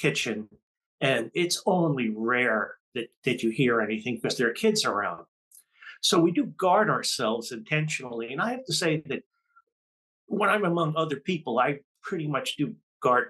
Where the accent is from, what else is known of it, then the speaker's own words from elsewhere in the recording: New York City, New York, United States; Growing up, I grew up in Jamaica, Queens, New York